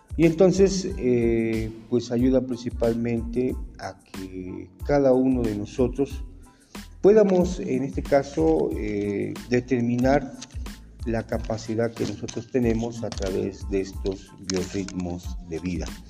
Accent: Mexico; nuestra psicología como mexicanos

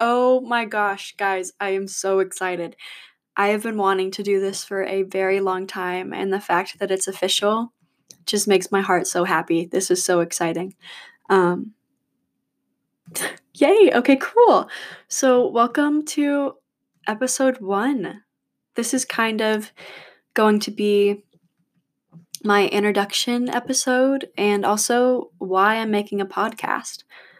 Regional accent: Battle Creek, Michigan, United States; now in Chapel Hill, United States; But I'm originally from Battle Creek, Michigan, so I'm a Midwest girl.

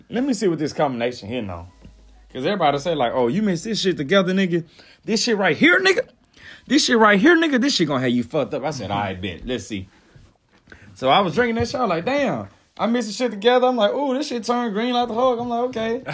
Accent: Mississippi, United States; accent: country; I'm from Mississippi.

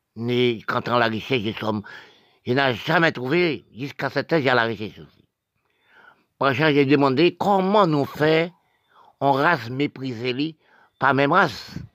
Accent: Haiti; Je suis haïtien, je suis né d'Haïti

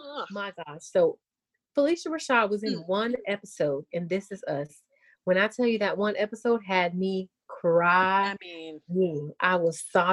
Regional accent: the South, United States; I'm from the South.

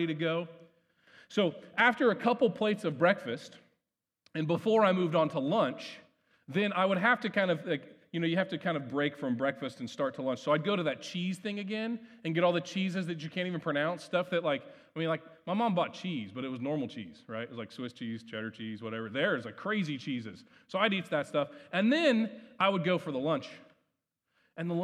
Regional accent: Ohio, United States; growing up in Ohio

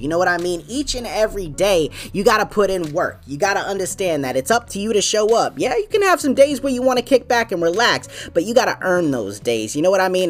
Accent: New England, United States; I'm from New England, man. That's my home team

